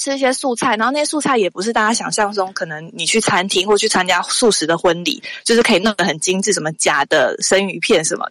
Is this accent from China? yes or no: no; Taichung, Taiwan; now in Taipei, Taiwan; 然后我是台中人，